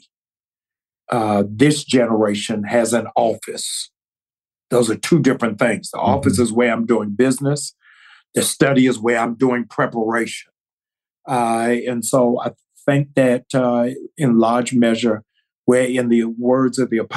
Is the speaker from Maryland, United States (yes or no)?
yes; Baltimore, Maryland, United States; also born or lived in Georgia; now in Atlanta, United States; I'm from Baltimore